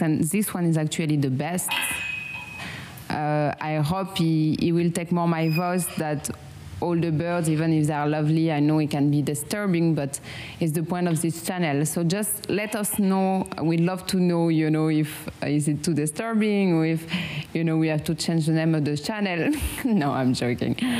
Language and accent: English; France; accent: strong French accent; English is a second language; now in Vietnam; I have a strong French accent